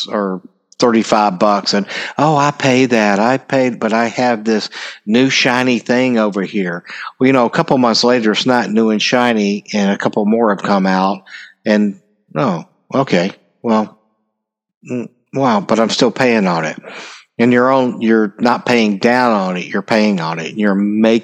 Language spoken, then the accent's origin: English; United States; I'm an American